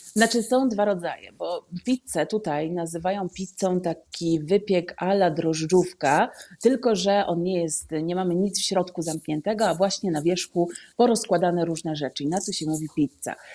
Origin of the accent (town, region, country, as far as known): Poland; moved away as an adult; now in Amman, Jordan